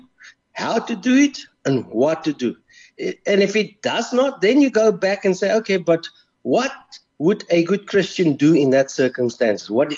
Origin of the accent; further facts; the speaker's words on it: Pretoria, Gauteng, South Africa; I was born in Pretoria, so I was a Blue Bull supporter